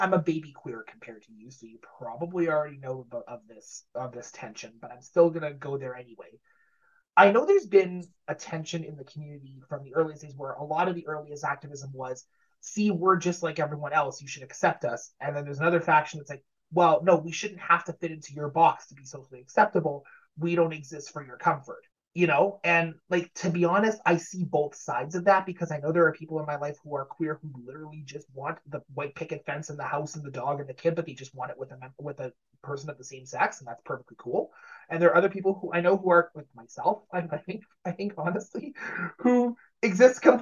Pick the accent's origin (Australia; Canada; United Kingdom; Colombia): Canada; Sudbury, Ontario; it's filmed in my hometown